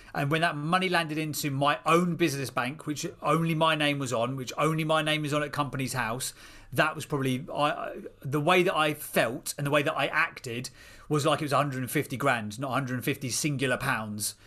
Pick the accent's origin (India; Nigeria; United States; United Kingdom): United Kingdom; Seer Green, South East England; now in Chislehurst, United Kingdom; I grew up in a place called Sear Green, which was a little village out in Buckinghamshire